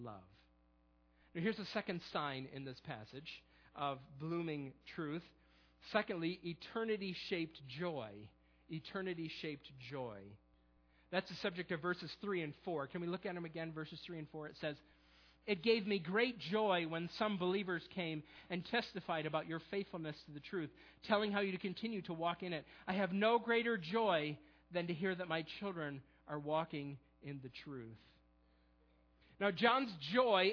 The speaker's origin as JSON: {"language": "English", "town": "Perry", "region": "New York", "country": "United States", "tie": "born or raised there", "moved": "yes", "lives_now": "Millersville, United States", "said": "I'm from a small town not too far from Rochester called Perry"}